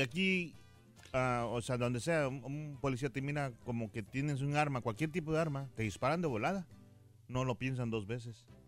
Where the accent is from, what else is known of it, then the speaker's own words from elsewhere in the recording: Mexico; yo soy mexicano